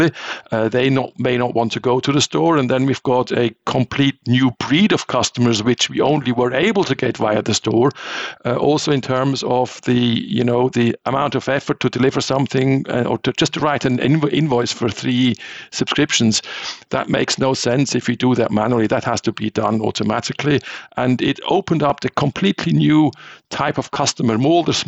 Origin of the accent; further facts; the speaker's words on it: Switzerland; I'm from Switzerland